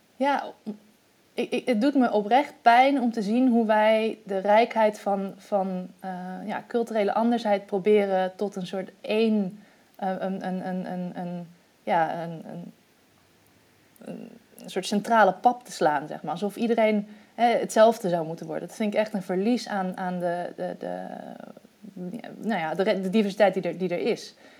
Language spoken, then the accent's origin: Dutch; Netherlands; moved away as an adult; also born or lived in Egypt